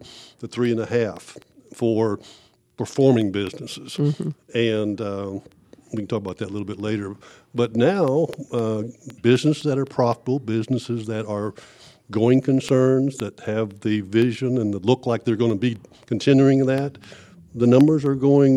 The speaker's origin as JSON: {"language": "English", "region": "Texas", "country": "United States", "said": "We're from Texas"}